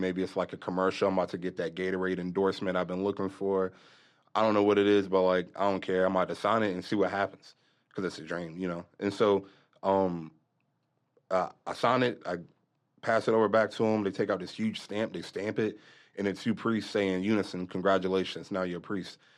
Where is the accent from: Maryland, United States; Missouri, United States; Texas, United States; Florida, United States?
Maryland, United States; Lexington Park; moved away; I'm originally from Maryland, Southern Maryland. It's a little country down there, um, area called Saint Mary's County, Lexington Park.